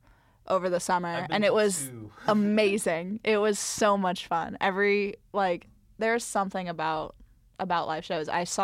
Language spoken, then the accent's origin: English; Cincinnati, Ohio, United States; I'm from the Cincinnati area